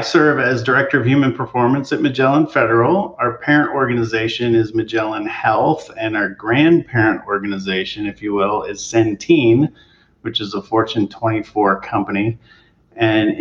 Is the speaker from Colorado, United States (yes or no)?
no; Eugene, Oregon, United States; I grew up in Eugene, Oregon, and basically on the campus of the University of Oregon.